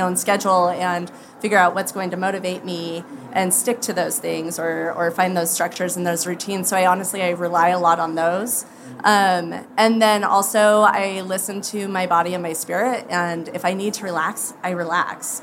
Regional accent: Idaho, United States; I'm from Idaho

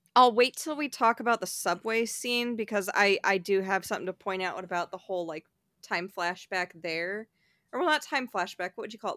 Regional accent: New York, United States; as a New Yorker

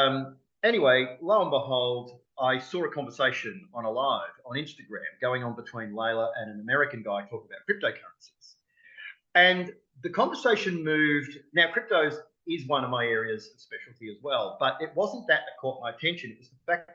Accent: Melbourne, Victoria, Australia; Melbourne, which is my hometown

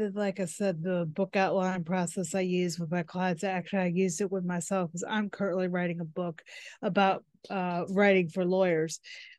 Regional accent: United States; I'm from the United States.

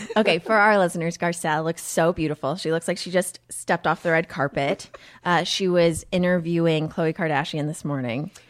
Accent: Texas, United States; moved away as an adult; also born or lived in Massachusetts; I grew up in Texas

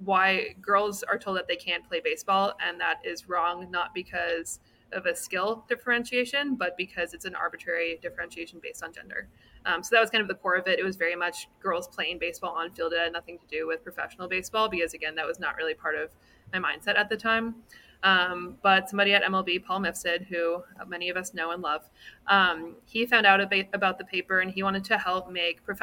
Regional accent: Canada; moved away; I'm from Canada originally

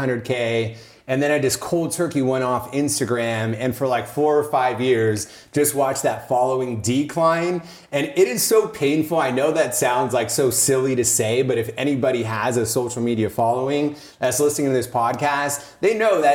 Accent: Oakland, California, United States; moved away as an adult; now in Los Angeles, United States; I grew up in Northern California. I grew up in like this conservative Indian household. So Oakland, Oakland area.

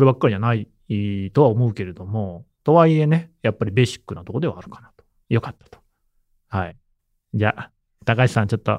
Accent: Nagoya, Aichi, Japan; 僕は名古屋市出身なの

